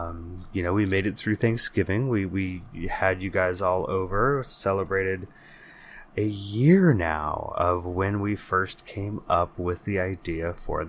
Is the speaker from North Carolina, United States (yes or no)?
no; California, United States; as he is every month when we wander back through the hazy halls of our memories growing up in the Bay Area in the 80s and 90s